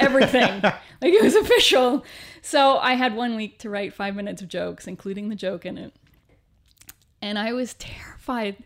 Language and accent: English; Canada; moved away as an adult; also born or lived in Vancouver / Toronto; now in United Kingdom; being Canadian